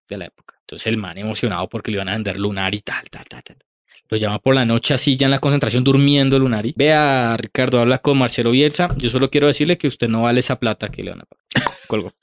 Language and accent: Spanish; Colombia; uno recuerda ese partido como colombiano